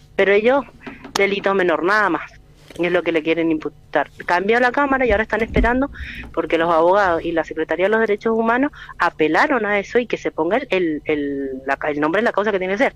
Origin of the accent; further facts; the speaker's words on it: Mendoza, Argentina; nosotros somos de Mendoza